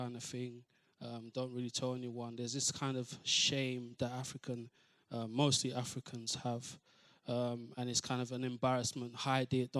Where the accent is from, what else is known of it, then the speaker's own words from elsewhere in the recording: London, United Kingdom; I'm from East London